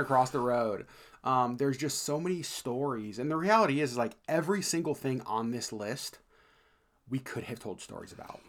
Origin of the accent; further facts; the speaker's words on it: Alaska, United States; we're from Alaska